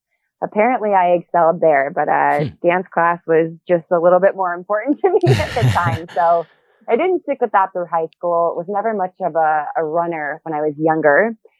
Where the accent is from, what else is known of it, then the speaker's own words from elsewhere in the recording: Ohio, United States; I grew up in Ohio. I had a pretty supportive family. I started dancing at a very young age.